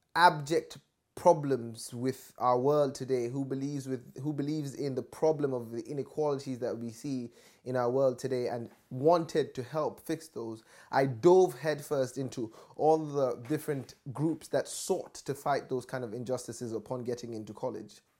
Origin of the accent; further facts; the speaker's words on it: Nigeria; moved away as an adult; from my growing up in Nigeria up until I've left I left for university